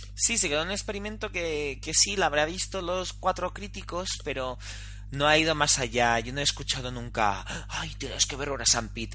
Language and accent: Spanish; Girona, Catalonia, Spain; now in Barcelona, Spain; yo que soy de Girona